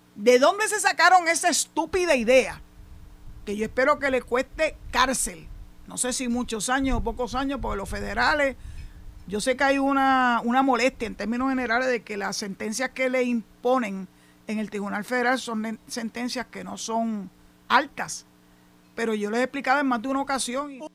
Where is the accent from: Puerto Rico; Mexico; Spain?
Puerto Rico; San Juan; now in Boquerón, Puerto Rico; yo nací y me crié en San Juan